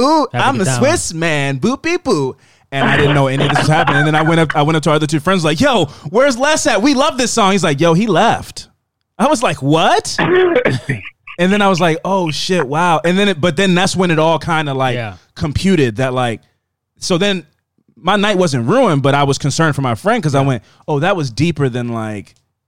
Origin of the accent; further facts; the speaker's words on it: United States; I'm from America.